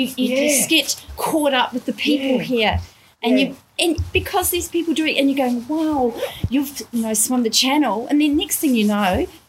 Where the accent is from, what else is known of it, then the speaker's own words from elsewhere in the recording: New Zealand; I am a Kiwi